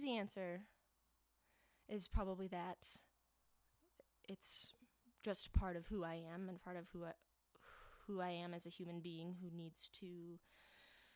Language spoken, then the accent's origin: English; Hastings, Michigan, United States; moved away as an adult; now in Denver, United States; I am from Hastings, Michigan. So that's where I've been my whole life, and I moved out to Denver to be with my wife